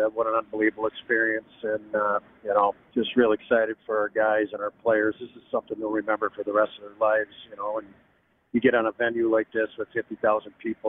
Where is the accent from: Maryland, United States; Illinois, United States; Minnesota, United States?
Minnesota, United States; Growing up in Minnesota, that's just what we did.